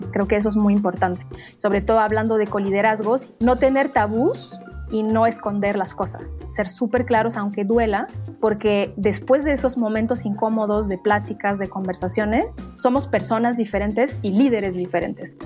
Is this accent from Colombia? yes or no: no; Morocco; moved away as an adult; also born or lived in France; now in Mexico; yo nací en Marruecos